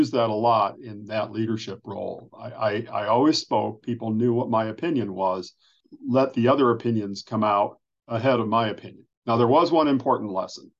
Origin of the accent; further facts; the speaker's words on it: Northern Ohio, United States; moved away as an adult; also born or lived in Chicago / Indiana; I grew up in Northern Ohio